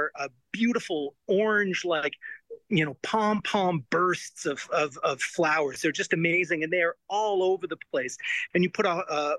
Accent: Canada; I'm a Canadian, not a Mexican.

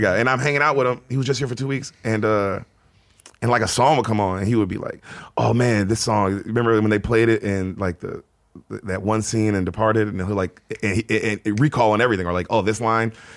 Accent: Memphis, Tennessee, United States; moved away as an adult; also born or lived in San Diego, California; born in San Diego. Uh, Dad was in the Navy, moved to Memphis when I was like six

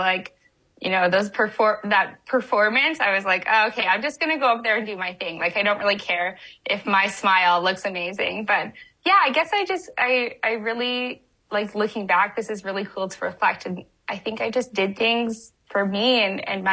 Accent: Winnipeg, Manitoba, Canada; now in California, United States; I grew up in Winnipeg, or just outside Winnipeg

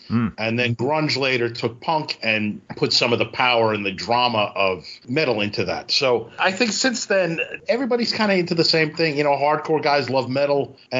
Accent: New York City, New York, United States; growing up in Brooklyn at the time, I remember this vividly.

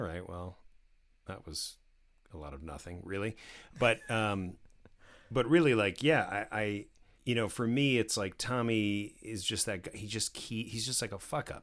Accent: New Jersey, United States; I grew up in New Jersey

